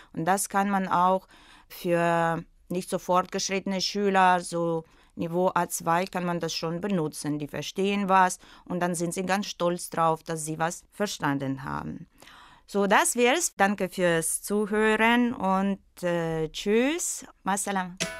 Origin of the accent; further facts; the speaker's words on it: Russia; German is a second language; moved away as an adult; also born or lived in St. Petersburg, Russia; now in Sharm el-Sheikh, Egypt; weil ich in Russland geboren bin